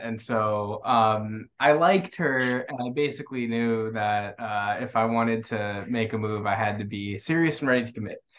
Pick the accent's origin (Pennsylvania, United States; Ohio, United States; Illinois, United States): Ohio, United States; Cincinnati; now in Miami, United States; I'm from Cincinnati, Ohio.